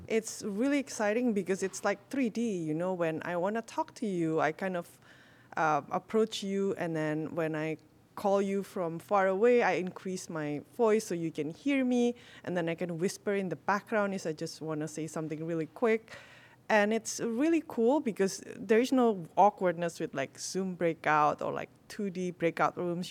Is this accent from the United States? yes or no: no; Indonesia; I'm from Indonesia